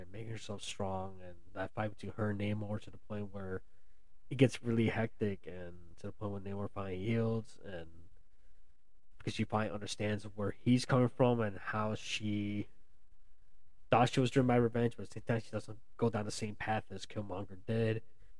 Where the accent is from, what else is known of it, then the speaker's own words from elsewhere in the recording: United States; I was born here in the U.S., so I am American.